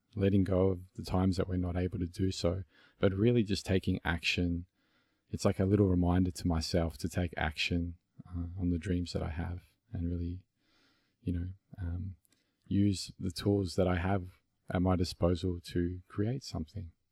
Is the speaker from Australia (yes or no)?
yes; Melbourne, Victoria, Australia; accent: Aussie; It's, it's an Aussie accent and I'm from Melbourne, Australia